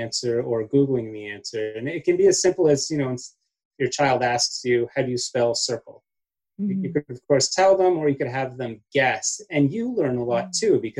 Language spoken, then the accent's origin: English; Canada; now in United States; growing up in Canada